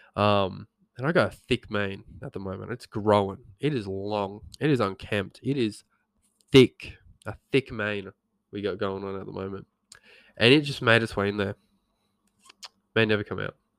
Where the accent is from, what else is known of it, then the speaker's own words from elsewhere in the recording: Geraldton, Western Australia, Australia; we grew up in Geraldton